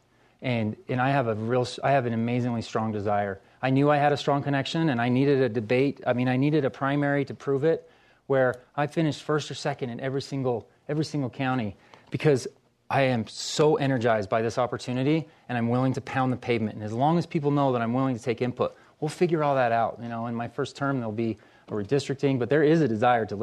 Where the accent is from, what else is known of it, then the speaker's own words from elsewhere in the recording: Ogden, Utah, United States; moved away as an adult; I'm from Ogden.